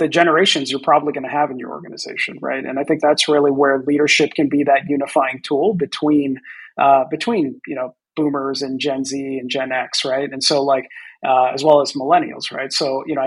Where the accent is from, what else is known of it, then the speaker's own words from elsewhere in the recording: Boston, Massachusetts, United States; I grew up in the Boston area